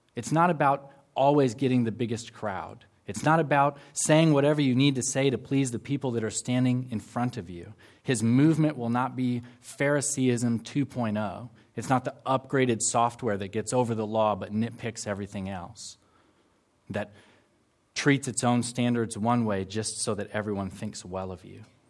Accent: United States; now in Auckland, New Zealand; I'm from the extreme southern part of Canada, also known as the United States of America.

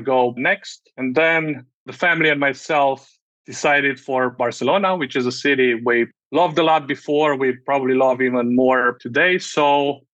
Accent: Romania; moved away as an adult; I had a whole other career managing media products back in my home country

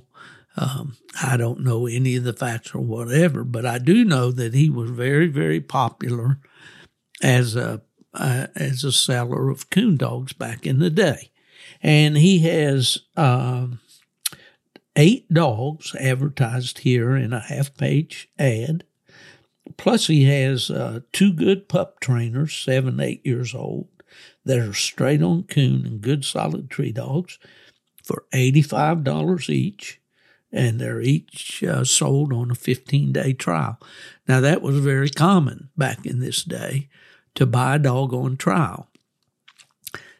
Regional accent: West Virginia, United States; we used to have a gathering spot there in West Virginia

